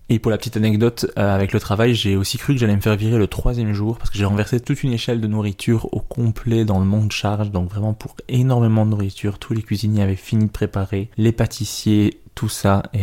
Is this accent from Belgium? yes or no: yes; Belgium; now in Montreal, Canada; je suis à Montréal pour deux semaines, je viens de Belgique, j'aimerais beaucoup jouer.